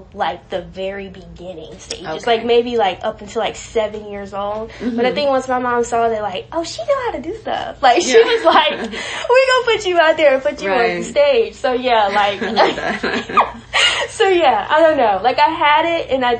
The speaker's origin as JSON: {"language": "English", "town": "Raleigh", "region": "North Carolina", "country": "United States", "tie": "born or raised there", "lives_now": "Greensboro, United States", "said": "I'm from Raleigh originally, and I grew up with my mom and two other siblings"}